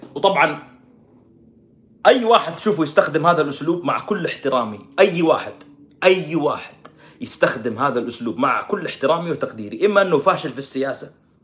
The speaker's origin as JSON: {"language": "Arabic", "country": "Saudi Arabia", "said": "عندنا في السعوديه"}